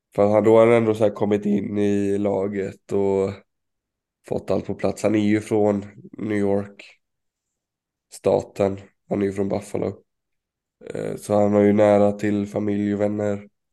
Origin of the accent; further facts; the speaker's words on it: Sweden; som svensk